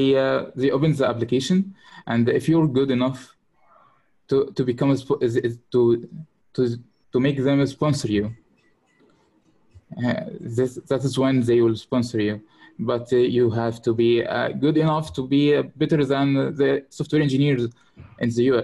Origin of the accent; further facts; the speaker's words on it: Kafr El Sheikh, Kafr El Sheikh Governorate, Egypt; From Egypt, Kafr el Sheikh.